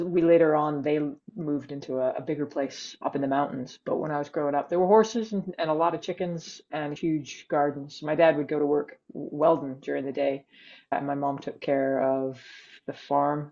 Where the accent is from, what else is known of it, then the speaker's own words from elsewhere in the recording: Canada; moved away as an adult; now in Edinburgh, United Kingdom; I'm Canadian.